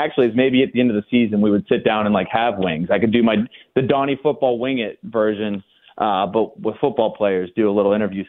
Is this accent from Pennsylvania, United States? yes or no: yes; Latrobe, Pennsylvania, United States; I grew up in Latrobe